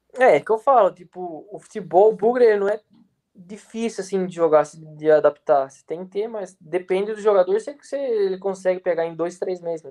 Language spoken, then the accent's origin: Portuguese; Brazil; moved away; sou brasileiro